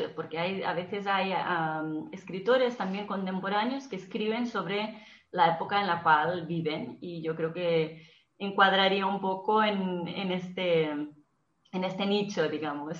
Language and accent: Spanish; Brazil; now in Barcelona, Spain; yo soy de origen brasileña, aunque emigré a España